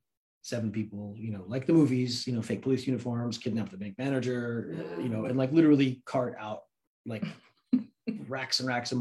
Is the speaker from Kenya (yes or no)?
no; Afghanistan; I said, you know, I'm from Afghanistan originally.